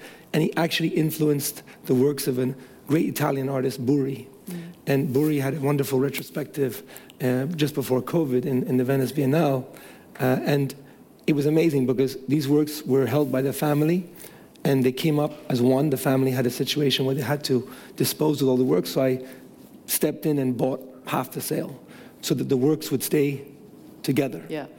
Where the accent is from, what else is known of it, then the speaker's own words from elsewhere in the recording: Iran; Iran, my home country